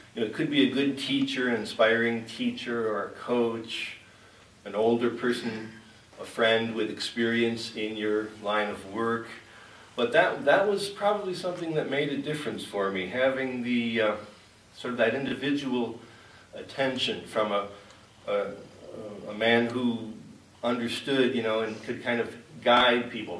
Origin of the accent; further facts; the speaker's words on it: Chicago, Illinois, United States; moved away; also born or lived in Great Plains; spending 12 years out in Great Plains when I grew up in the Chicago area